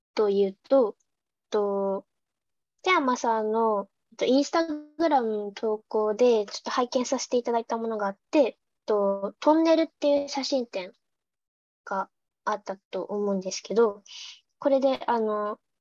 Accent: Gunma, Japan; 私あの地元が群馬県なんですけど群馬の北の方で

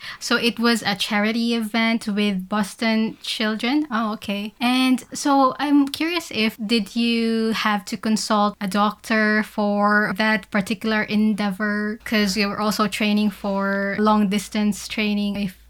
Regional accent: Philippines; I grew up in the Philippines

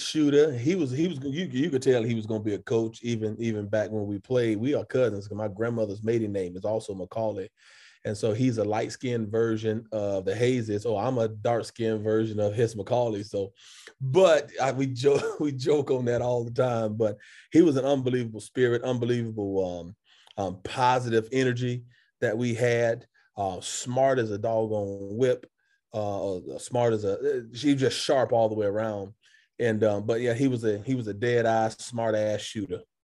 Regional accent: Atlanta, Georgia, United States; born and raised Atlanta, Georgia

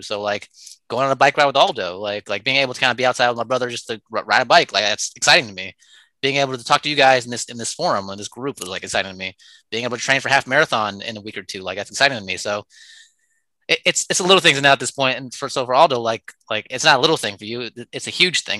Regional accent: Oakland, California, United States; I'm born and raised in Oakland

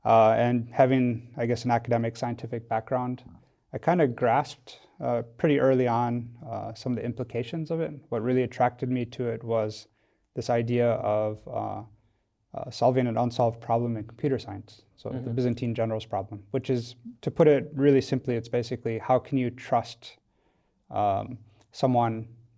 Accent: Wisconsin, United States; now in Switzerland; So yeah, I'm not Swiss. I'm originally from America, grew up in Wisconsin.

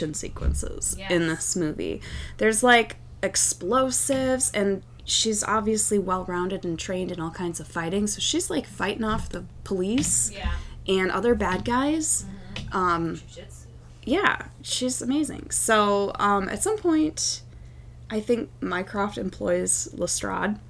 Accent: United States; I'm American

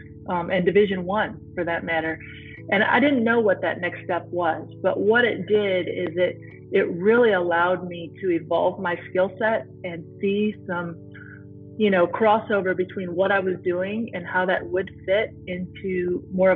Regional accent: Climax, Michigan, United States; I'm from a tiny town called Climax, Michigan, between Battle Creek and Kalamazoo

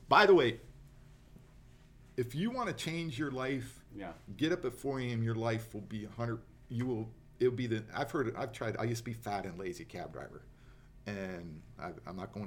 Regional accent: Florida, United States; moved away as an adult; now in Las Vegas, United States; We're from Florida.

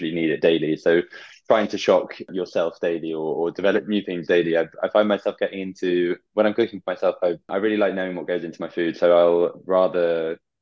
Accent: Bath, South West England, United Kingdom; one of my best friends from childhood who I grew up with in Bath

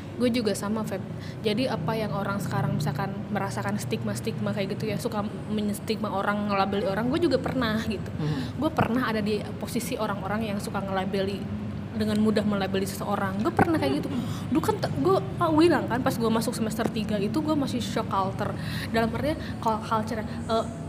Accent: Garut, West Java, Indonesia; sejak SMA by the way di Garut

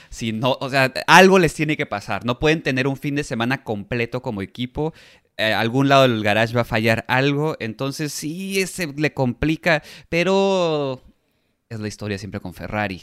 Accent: Mexico; Como mexicanos

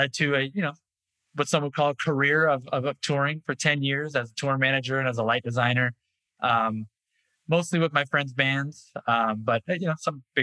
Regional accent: Orange County, California, United States; I've born and raised in Orange County, California. Lived within 5 square miles for 41 years now

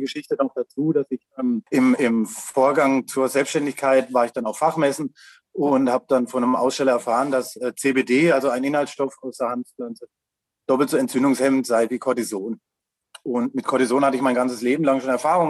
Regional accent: Lahr, Black Forest, Baden-Württemberg, Germany; Ich komme aus La im schönen Schwarzwald

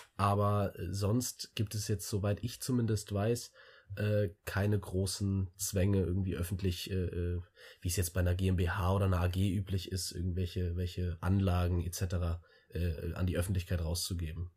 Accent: Wiesbaden, Hesse, Germany; ich komme aus, aus einem ganz kleinen Vorort von Wiesbaden

